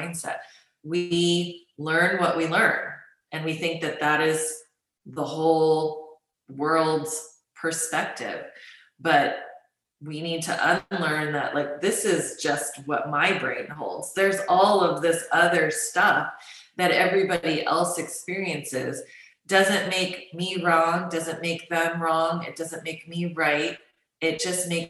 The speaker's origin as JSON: {"language": "English", "country": "United States", "tie": "born or raised there", "said": "I grew up in the United States as a Chinese American"}